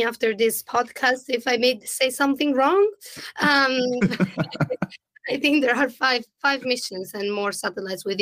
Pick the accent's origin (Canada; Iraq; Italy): Italy; English is a second language; moved away as an adult; also born or lived in London; I moved from Italy to London